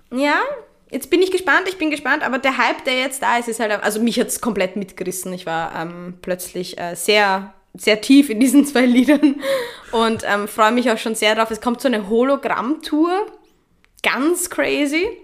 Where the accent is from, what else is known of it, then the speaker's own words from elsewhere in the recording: Vienna, Austria; Ich bin Wienerin